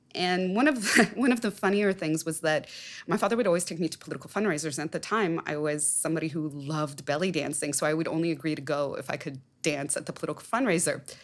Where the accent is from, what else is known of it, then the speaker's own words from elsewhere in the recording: Southern California, United States; I was born in Southern California.